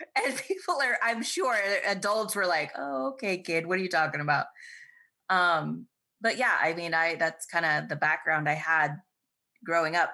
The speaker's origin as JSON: {"language": "English", "town": "Baxter", "region": "Iowa", "country": "United States", "tie": "born or raised there", "said": "I grew up on a farm in the middle of Iowa."}